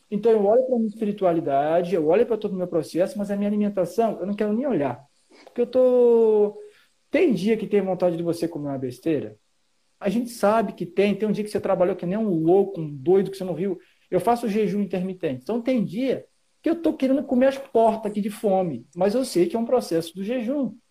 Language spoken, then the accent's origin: Portuguese; Rio de Janeiro, Brazil; now in Santa Catarina, Brazil; eu sou do Rio de Janeiro e estou em Santa Catarina